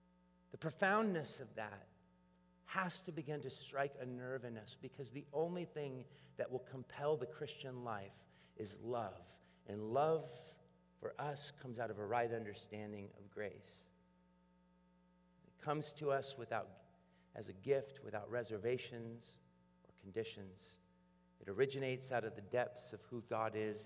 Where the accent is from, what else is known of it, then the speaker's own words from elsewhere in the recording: Portland, United States; I come from Portland and we're a coffee town